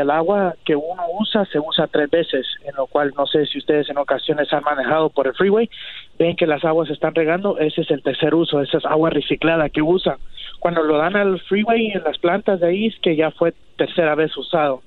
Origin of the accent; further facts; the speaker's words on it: Guatemala; mis padres somos de Guatemala. Sí, somos de Guatemala.